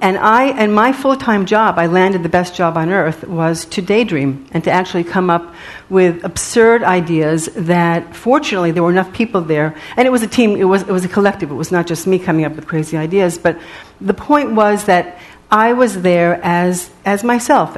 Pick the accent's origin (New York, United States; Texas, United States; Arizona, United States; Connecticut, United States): New York, United States; New York City; because I was from Riverdale, so I had more money than he did.